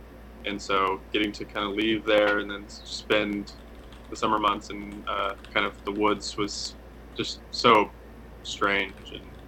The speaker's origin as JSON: {"language": "English", "town": "San Bernardino", "region": "California", "country": "United States", "tie": "born or raised there", "also_born_or_lived": "North Carolina", "lives_now": "Los Angeles, United States", "said": "I was born in San Bernardino, which is about an hour east of LA. And it's, so I grew up there and then spent my summers in, North Carolina with my family out there. So my dad's side is from California. My mom's side is from South Carolina."}